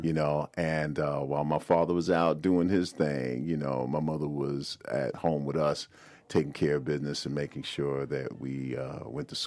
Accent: New York City, New York, United States; Born and raised in Brooklyn, New York

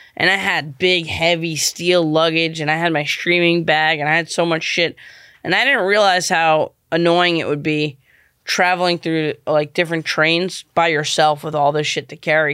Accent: New York, United States; moved away as an adult; also born or lived in Venice, Los Angeles; I'm from New York

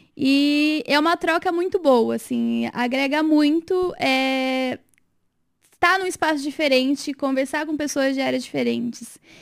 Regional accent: Rio Claro, São Paulo, Brazil; moved away as an adult; also born or lived in Pelotas, Brazil; now in Sorocaba, Brazil; eu sou do interior de São Paulo, né? Sou de Rio Claro

